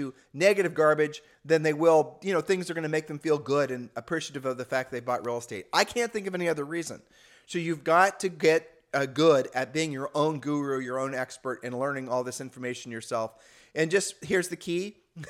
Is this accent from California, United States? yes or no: no; Ohio, United States; people used to say that when we were growing up in Ohio.